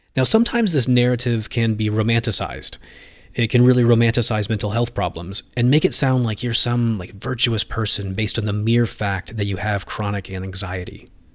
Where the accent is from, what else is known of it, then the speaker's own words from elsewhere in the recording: United States; moved away as an adult; also born or lived in Finland; now in Philadelphia, United States; being back in the U S reminds me of my roots